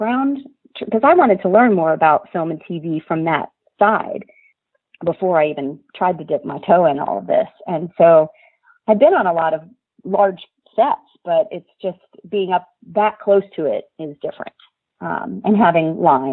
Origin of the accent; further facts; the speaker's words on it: Lancaster, Pennsylvania, United States; moved away; the community where I grew up. I'm from Lancaster, Pennsylvania.